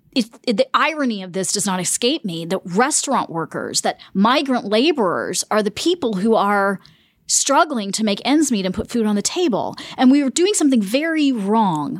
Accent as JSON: {"language": "English", "region": "the South", "country": "United States", "tie": "born or raised there", "also_born_or_lived": "Germany / Punjab, India", "said": "I grew up in the United States"}